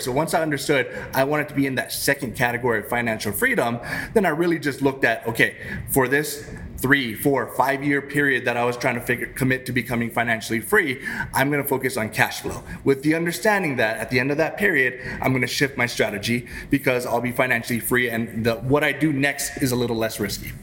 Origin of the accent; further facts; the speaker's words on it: Hawaii, United States; moved away as an adult; now in Northern Virginia, United States; I grew up in Hawaii